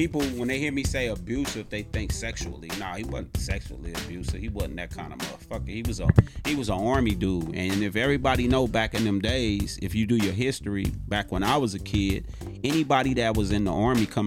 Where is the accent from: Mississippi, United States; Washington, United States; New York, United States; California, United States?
California, United States; Los Angeles; I was born in the Nickersons.